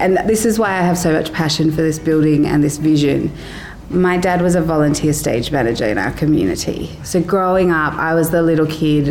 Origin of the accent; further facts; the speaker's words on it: Brisbane, Queensland, Australia; now in Sharjah, United Arab Emirates; I come from Brisbane